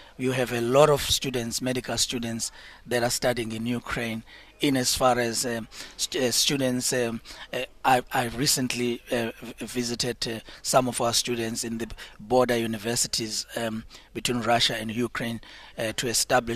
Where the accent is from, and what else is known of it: South Africa